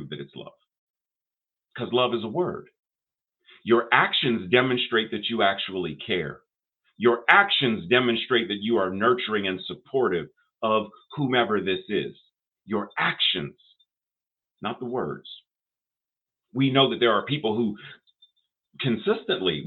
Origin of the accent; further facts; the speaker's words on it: Pittsburgh, Pennsylvania, United States; I grew up in Pittsburgh, had a lot of Jewish friends